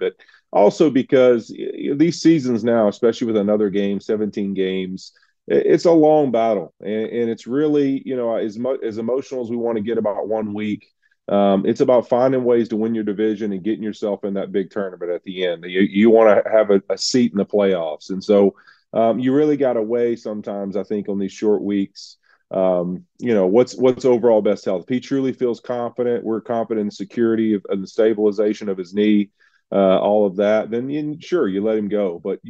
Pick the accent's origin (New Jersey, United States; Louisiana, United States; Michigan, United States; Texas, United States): Louisiana, United States; Happy to be back in New Orleans, my home state of Louisiana.